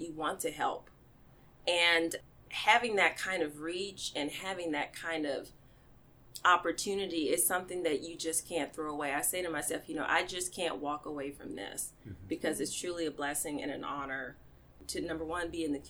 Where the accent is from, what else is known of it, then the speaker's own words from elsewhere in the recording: Mississippi Delta, United States; I was raised in the Mississippi Delta, mm-hmm. by my grandparents